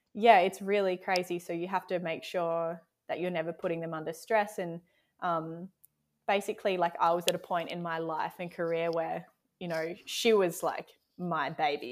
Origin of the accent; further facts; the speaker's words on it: South Australia, Australia; also born or lived in Exmouth, Western Australia; now in Tasmania, Australia; I grew up in South Australia